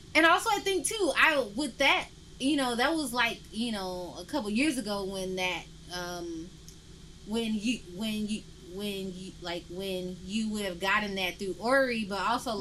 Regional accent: Memphis, Tennessee, United States; now in Portland, United States; I'm from Memphis and I don't feel like I'm not from Memphis through being here

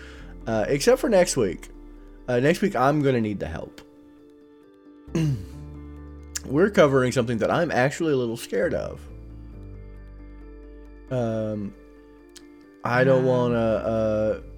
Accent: North Carolina, United States; I'm an idiot from North Carolina.

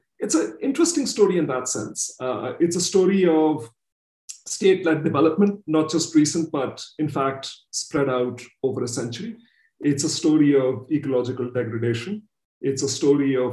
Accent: Pakistan

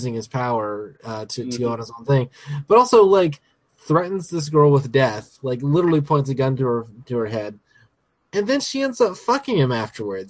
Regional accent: United States; the American on the podcast

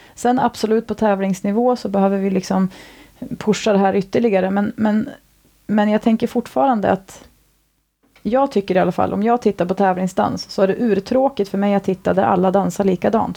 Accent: Sweden; also born or lived in Stockholm / Thailand; now in Orust, Sweden; jag ändå är från andra kusten, en bit norrut

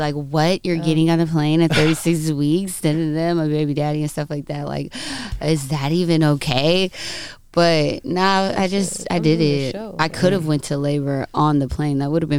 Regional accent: California, United States; I'm actually from the Inland Empire.

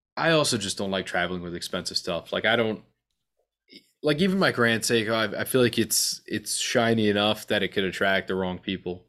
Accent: New York, United States; being a New Yorker

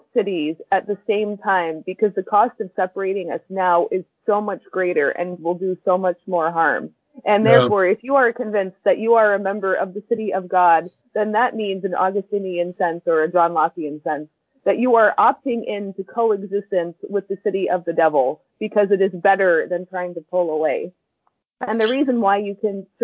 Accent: United States; moved away; my home country

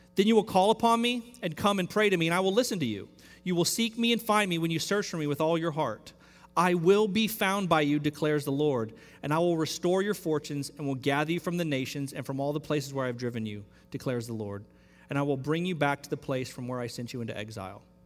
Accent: Central Texas, United States; now in Houston, United States; I grew up in Central Texas

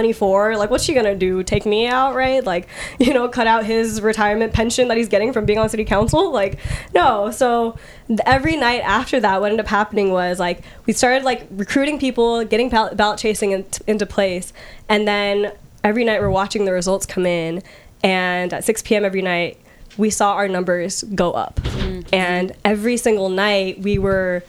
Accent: Redmond, Washington, United States; I grew up like in and around Redmond, like in the East Side

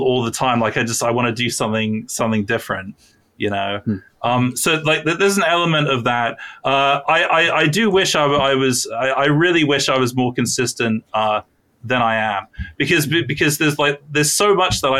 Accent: United Kingdom; I'm British

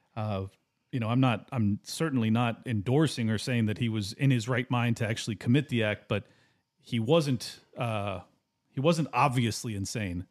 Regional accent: San Diego, California, United States; I grew up in San Diego, right next to Camp Pendleton

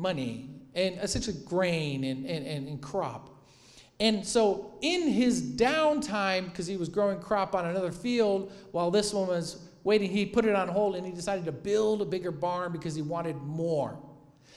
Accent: Michigan, United States; growing up in Michigan

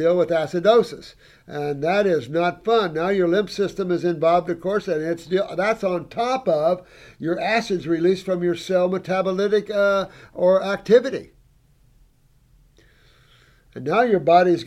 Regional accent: Indiana, United States; I'm from Indiana

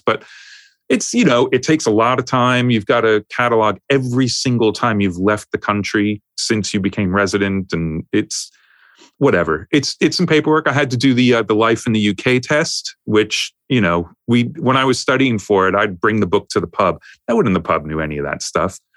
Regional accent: New York, United States; also born or lived in Los Angeles; now in United Kingdom; I grew up in New York

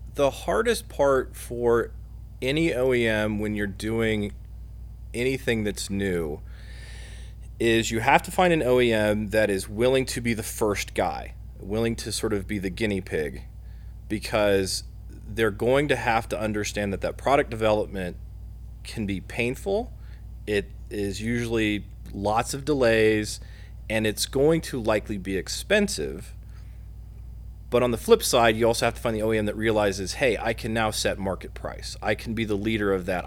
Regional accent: Muncie, Indiana, United States; also born or lived in South Bend, Indiana; I'm a Hoosier. I'm from Muncie

